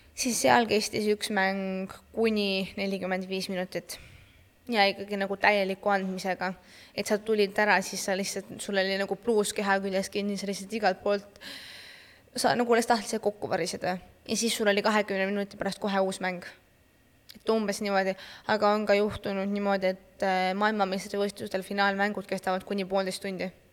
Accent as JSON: {"language": "Estonian", "country": "Estonia", "said": "ma olen Eesti äh, parasportlane"}